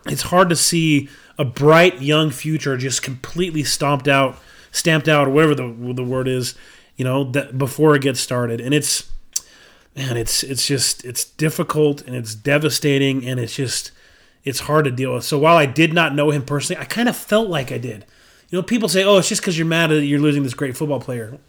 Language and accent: English; Bountiful, Utah, United States; I'm from Bountiful.